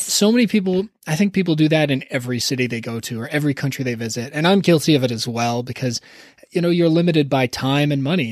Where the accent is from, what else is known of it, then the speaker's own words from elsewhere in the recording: Toronto, Ontario, Canada; growing up in Toronto